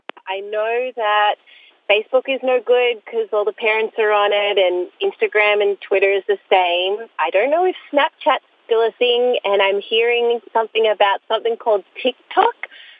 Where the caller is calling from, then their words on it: Sydney, New South Wales, Australia; I'm calling from Australia, from Sydney.